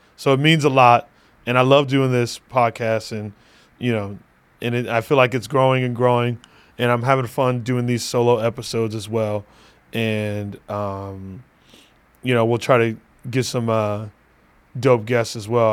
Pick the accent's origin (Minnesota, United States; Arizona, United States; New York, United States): Arizona, United States; Phoenix; my hometown, uh, Phoenix, Arizona